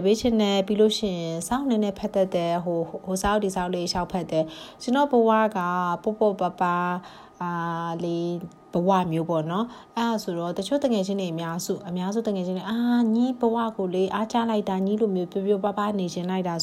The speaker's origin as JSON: {"language": "Burmese", "region": "Shan State", "country": "Myanmar", "also_born_or_lived": "Mandalay", "second_language": "Burmese"}